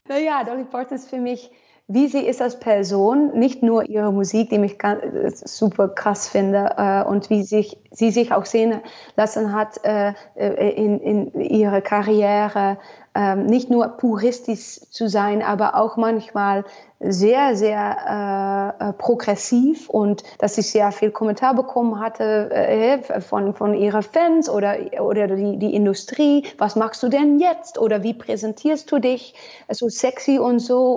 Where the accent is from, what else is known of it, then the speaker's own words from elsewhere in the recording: Almelo, Overijssel, Netherlands; German is a second language; also born or lived in Nashville, Tennessee; das ist Almelo für mich eigentlich, wo ich aufgewachsen bin